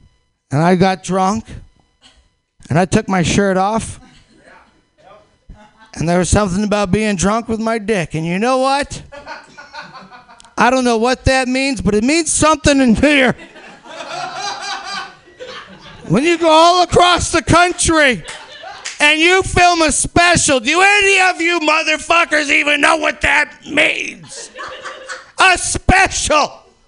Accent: Missouri, United States; I came out from Missouri, all right, where fucking people suffer.

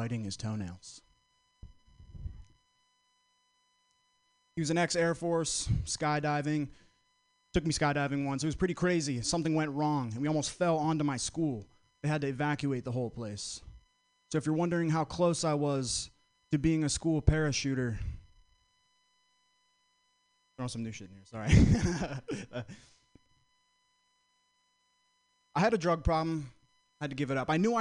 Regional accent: Vermont, United States; moved away as an adult; now in San Francisco, United States; I'm from Vermont, close to Boston, grew up going to Boston

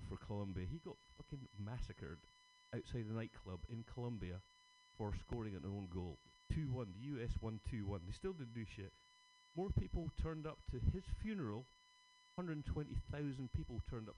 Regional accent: Scotland, United Kingdom; Being Scottish

